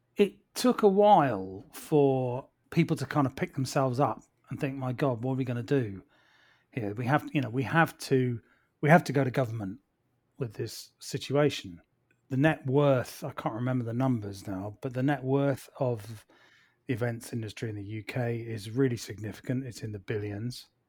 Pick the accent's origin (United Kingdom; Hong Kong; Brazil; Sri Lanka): United Kingdom; Plymouth, South West England; moved away; also born or lived in London; my family and I moved back to my hometown of Plymouth down here in the southwest by the sea.